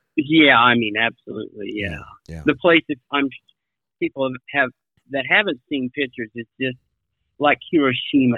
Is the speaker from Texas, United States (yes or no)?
no; Kansas, United States; now in Hawaii, United States; I grew up in Kansas